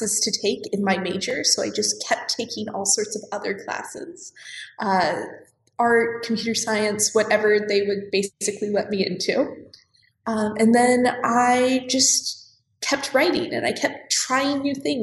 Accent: Colorado, United States; moved away as an adult; also born or lived in Tulsa, Oklahoma; I grew up in Colorado, and I grew up in a family that is almost entirely entrepreneurs

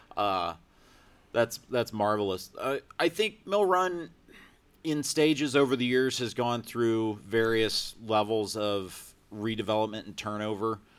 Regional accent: Lisbon, Ohio, United States; now in Columbus, United States; my hometown of Lisbon, Ohio.

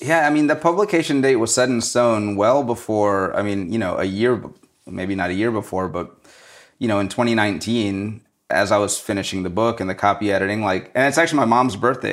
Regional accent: New Orleans, Louisiana, United States; moved away; so that's where I'm from. I'm from New Orleans, and I think when you grow up there

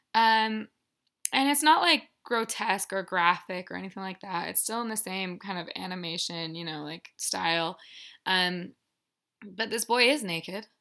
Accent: Littleton, Colorado, United States; I'm from Littleton, Colorado

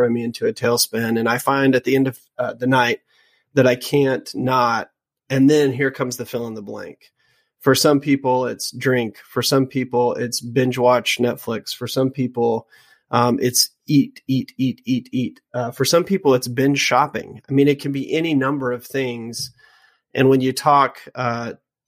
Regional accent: Louisiana, United States; I was raised in Louisiana

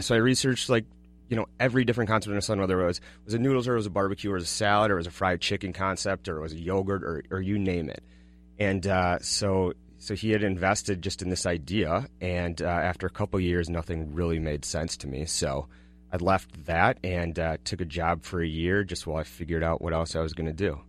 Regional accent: Golden Valley, Minnesota, United States; also born or lived in Kansas; I grew up, uh, in Golden Valley

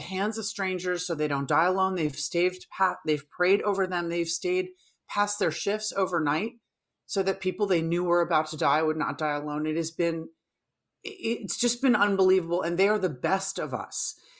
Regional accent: New York, United States; as a New Yorker myself

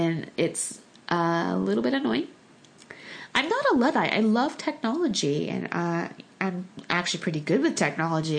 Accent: United States; first language Korean; English is a second language; I was born in the States

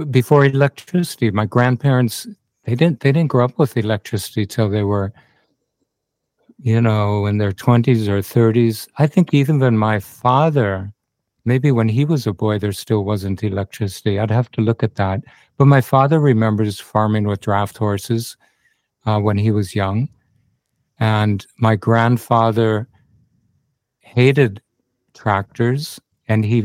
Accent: Minnesota, United States; moved away as an adult; also born or lived in Western U.S.; now in Byron Bay, Australia; I grew up on a family farm in Minnesota, which borders Canada and the U.S.

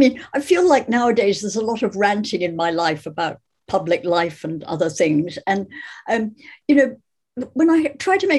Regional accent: Scotland, United Kingdom; growing up in Scotland, so much of life is about the things you don't say

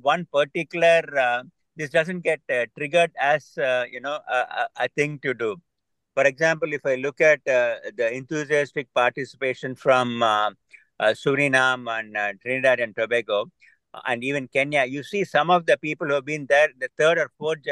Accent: India; moved away; I grew up in India for a great part of my life

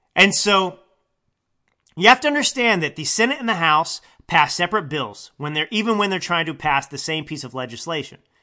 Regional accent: Texas, United States; now in California, United States; I, uh, live in California, but I was born and raised in Texas. I am a Texan.

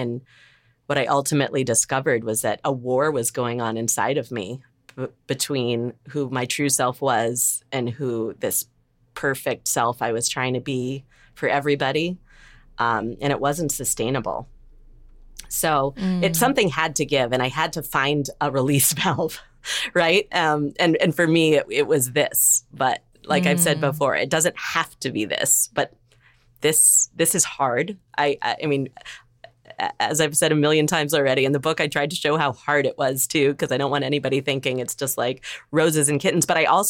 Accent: Evanston, Illinois, United States; moved away; my hometown in Evanston.

